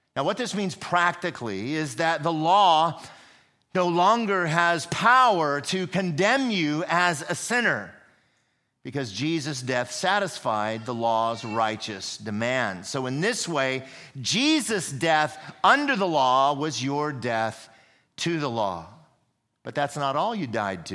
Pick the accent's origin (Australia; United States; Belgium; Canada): United States; I am an American.